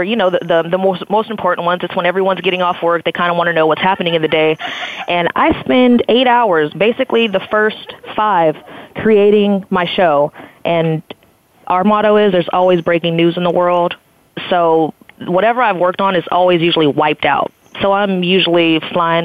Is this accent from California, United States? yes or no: yes; Blythe, California, United States; growing up in Blythe